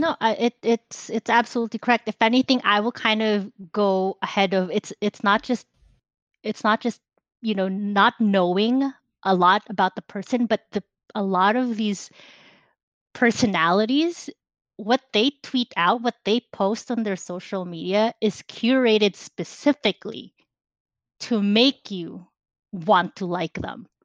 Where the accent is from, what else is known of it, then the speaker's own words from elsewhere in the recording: Philippines; now in United States; I grew up in the Philippines. I was born there. I lived there for a very long time until I moved here to the United States.